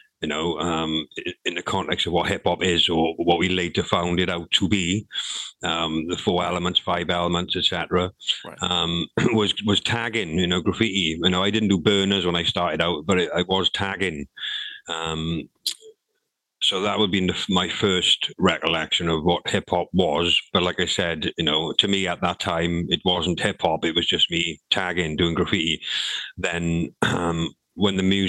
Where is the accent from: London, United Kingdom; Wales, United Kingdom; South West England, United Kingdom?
Wales, United Kingdom; Swansea; also born or lived in Nottingham; I moved from Penland, even though I still went to Penland school, I moved from Penland, living in Penland, to a place called Forest Fach, which was, because Swansea is not a big city